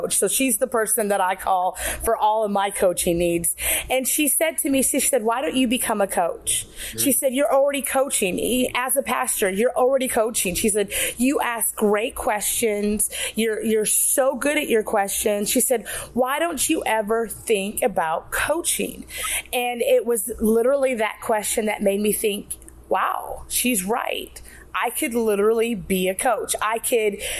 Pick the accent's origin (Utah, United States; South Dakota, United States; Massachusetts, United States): South Dakota, United States; moved away as an adult; also born or lived in Minneapolis, Minnesota; now in Georgia, United States; Just grew up in South Dakota, went to Minneapolis for school